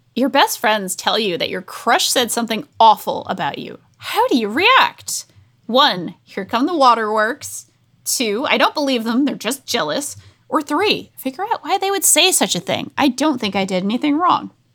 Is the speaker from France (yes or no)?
no; Rhode Island, United States; I'm from Rhode Island.